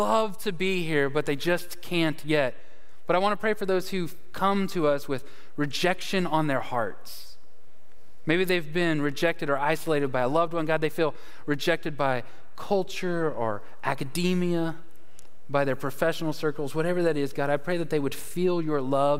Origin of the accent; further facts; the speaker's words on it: Dallas, Texas, United States; now in Conway, United States; Dallas, Texas is where I am from. And the reason, it's my hometown.